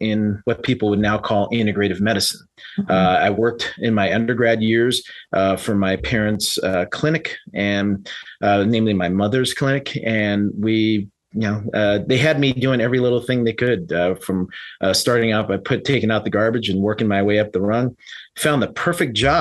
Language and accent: English; San Francisco, California, United States; moved away as an adult; also born or lived in Reno, Nevada / Florida / Las Vegas, Nevada; I was originally born and raised in San Francisco and up in California